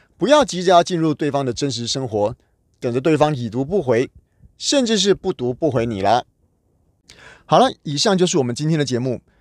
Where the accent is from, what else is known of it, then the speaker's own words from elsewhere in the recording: Taiwan; 我们台湾人